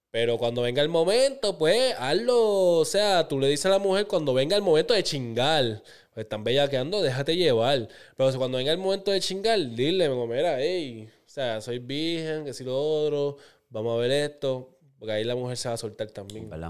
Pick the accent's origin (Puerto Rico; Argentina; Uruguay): Puerto Rico; Bayamón; Soy de Bayamón y quiero mantenerme anónimo.